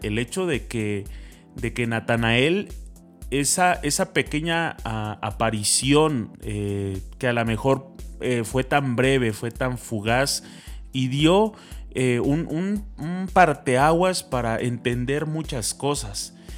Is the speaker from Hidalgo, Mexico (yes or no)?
no; a town in the state of Puebla, Mexico; nosotros no somos de la ciudad de Puebla, venimos de un pueblo del estado de Puebla, aunque suene muy redundante pero pues obviamente somos, somos poblanos